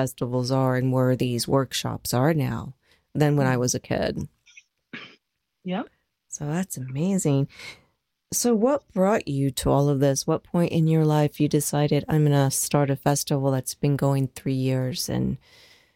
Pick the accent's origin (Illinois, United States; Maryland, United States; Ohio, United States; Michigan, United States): Ohio, United States; Dayton; moved away; I'm from Dayton, Ohio, originally